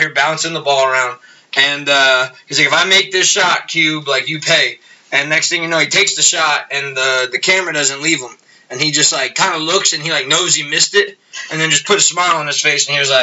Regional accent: United States; as just an American

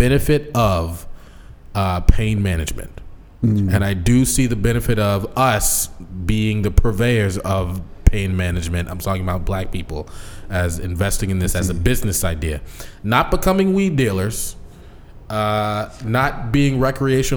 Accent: Seattle, Washington, United States; growing up in Seattle

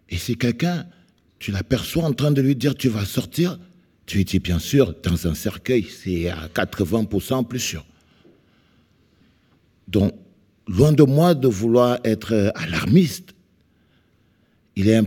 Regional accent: Cameroon; je viens du Cameroun

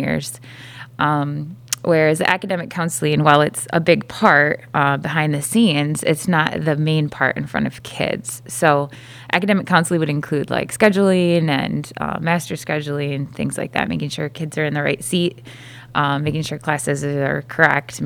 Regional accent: Fruitport, Michigan, United States; landed here back at Fruitport, which is my hometown

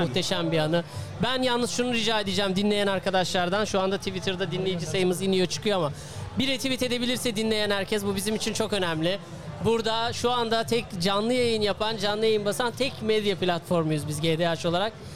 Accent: Erbaa, Tokat, Turkey; Ben değer Erbağlıyım

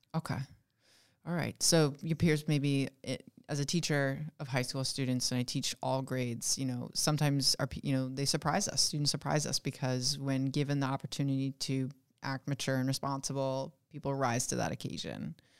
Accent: West Coast, United States; moved away; I'm from the West Coast, and I went to community college to take all of my math courses while I was a sophomore, junior, and senior in high school

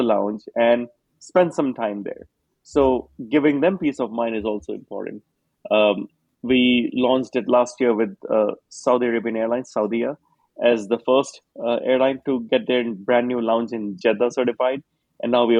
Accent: Singapore; I grew up in Singapore

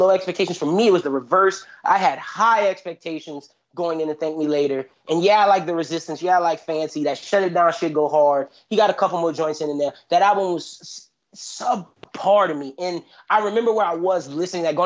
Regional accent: Louisiana, United States; As a kid growing up in Louisiana

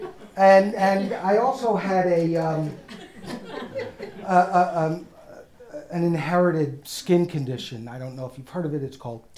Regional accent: New York City, New York, United States; accent: New York; moved away as an adult; also born or lived in Evanston, Illinois / Los Angeles / Boston; now in Iowa, United States; I am a New York Jewish guy

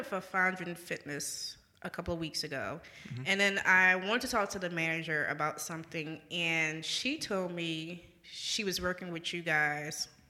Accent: New Orleans, Louisiana, United States; growing up in New Orleans

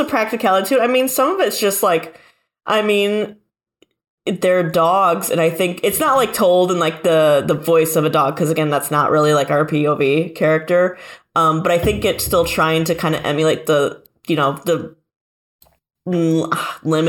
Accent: Michigan, United States; I'm from like Michigan

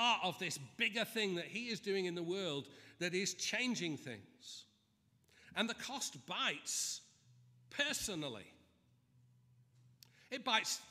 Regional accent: Manchester, North West England, United Kingdom; moved away; I'm from Manchester

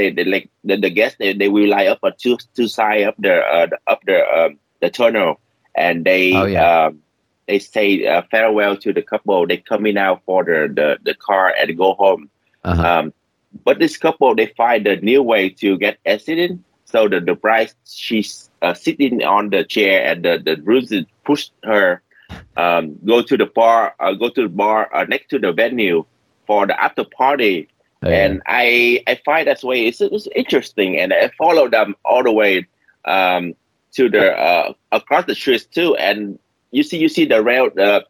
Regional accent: California, United States; English is a second language; I shoot a wedding in the Houston, Texas, and I'm from California.

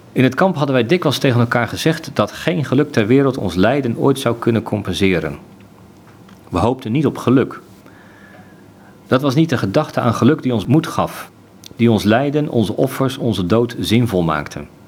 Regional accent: Zeeland, Netherlands; ik ben geboren in Zeeland

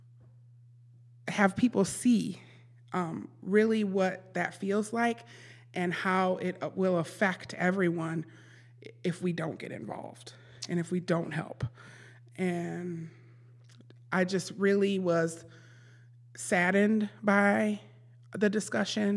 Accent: Milwaukee, Wisconsin, United States; Born and raised in Milwaukee, MPS grad

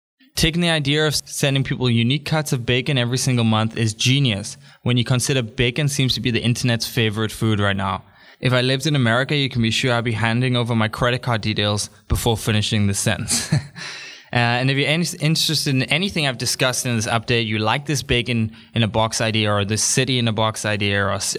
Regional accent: Newcastle, North East England, United Kingdom; born there; also born or lived in Africa / Thailand; I was born in Newcastle, even if people don't believe it based on my accent. Born in Newcastle, me like. I have lived in Africa for 5 years.

